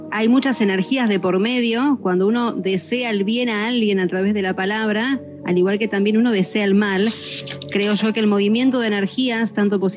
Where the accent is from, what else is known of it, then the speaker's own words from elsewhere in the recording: Argentina; nací en Argentina, actualmente estoy viviendo en Bahía Blanca.